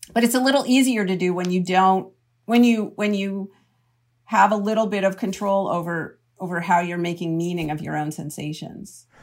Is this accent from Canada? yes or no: yes; Canada; now in United States; I'm from Canada originally